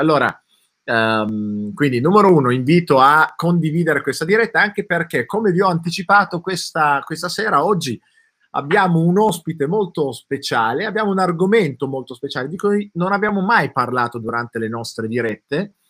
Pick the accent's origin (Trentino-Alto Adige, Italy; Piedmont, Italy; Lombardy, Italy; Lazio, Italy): Piedmont, Italy; Turin; io sono di Torino